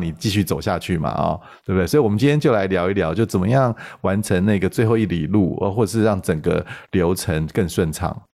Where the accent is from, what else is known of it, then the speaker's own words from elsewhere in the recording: Taiwan; 我们台湾人常喜欢讲一句话